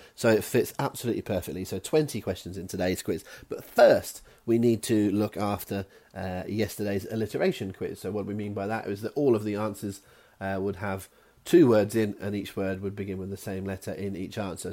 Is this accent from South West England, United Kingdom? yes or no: yes; West Country, South West England, United Kingdom; accent: West Country; my West Country accent